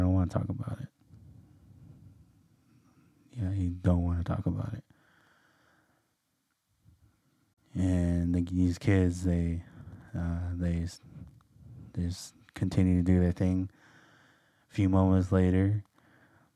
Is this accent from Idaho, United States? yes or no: yes; Lapwai, Idaho, United States; I am from Lapway, Idaho. My tribe is Nez Perce. And so I grew up in a very